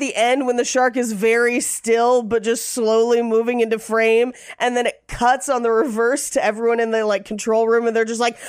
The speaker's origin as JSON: {"language": "English", "area": "near Marine World", "region": "California", "country": "United States", "tie": "born or raised there", "said": "I grew up near Marine World."}